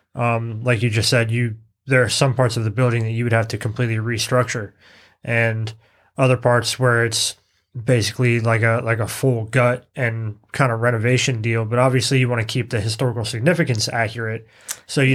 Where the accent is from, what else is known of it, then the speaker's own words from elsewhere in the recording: Virginia, United States; my home state